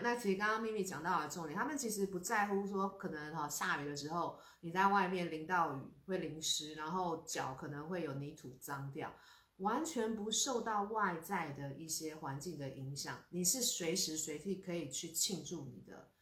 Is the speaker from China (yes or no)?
no; Taiwan; 我们台湾人真的 真的是嗯。要心存很多很多的感恩